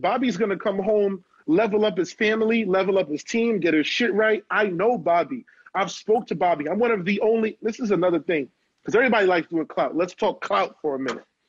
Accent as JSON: {"language": "English", "town": "New York City", "region": "New York", "country": "United States", "said": "I'm from Canarsie, Brooklyn, the Floss"}